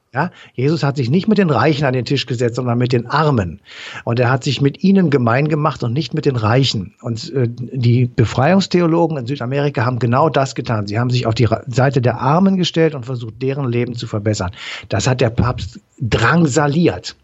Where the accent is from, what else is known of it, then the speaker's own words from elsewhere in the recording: Cologne, North Rhine-Westphalia, Germany; Als Kölner